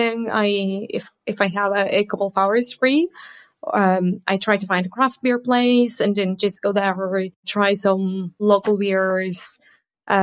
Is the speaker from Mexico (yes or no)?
yes; Mexico; now in Manchester, United Kingdom; live in the UK. But I'm originally from Mexico